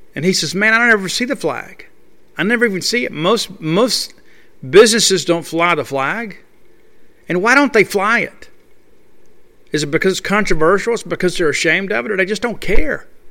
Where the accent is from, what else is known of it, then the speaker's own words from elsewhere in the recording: Columbia, Mississippi, United States; from Columbia, Mississippi, my hometown